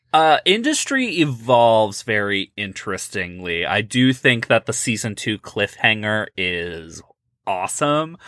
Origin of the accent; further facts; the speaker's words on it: Midwest, United States; I am from the Midwest